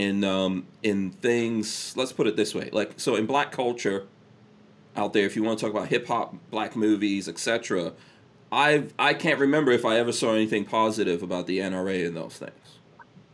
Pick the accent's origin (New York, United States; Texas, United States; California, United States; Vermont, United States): New York, United States; also born or lived in Guyana; I grew up in New York